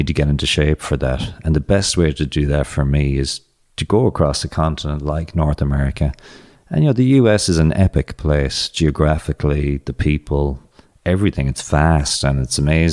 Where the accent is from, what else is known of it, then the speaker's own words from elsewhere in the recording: Ireland; moved away as an adult; also born or lived in Boston, United States / Phoenix, United States; growing up in Ireland